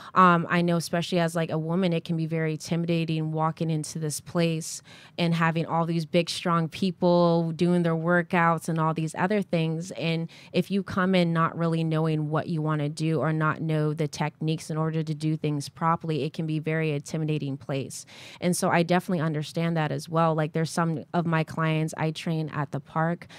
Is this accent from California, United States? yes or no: no; Connecticut, United States; moved away as an adult; also born or lived in New London, Connecticut / New Haven, Connecticut; now in South Florida, United States; I was born and raised in Connecticut